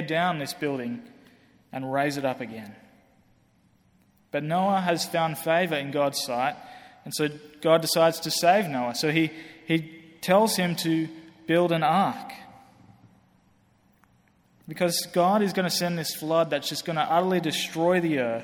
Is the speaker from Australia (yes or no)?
yes; Australia; moved away; I come from Australia, obviously you can hear that. You might think I'm British, but I come from Australia.